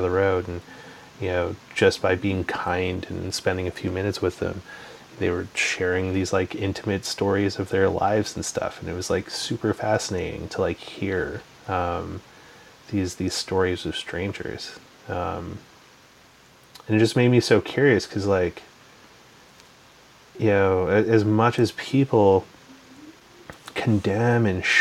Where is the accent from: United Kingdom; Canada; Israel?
Canada; also born or lived in Calgary, Alberta; I'm also a Canadian, you know, born and raised here.